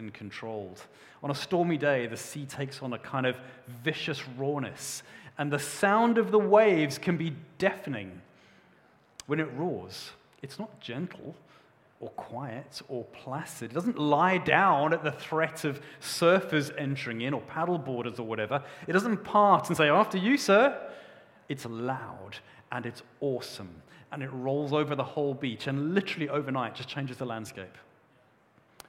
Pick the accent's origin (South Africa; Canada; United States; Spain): South Africa; moved away; When I was a young boy, I grew up in South Africa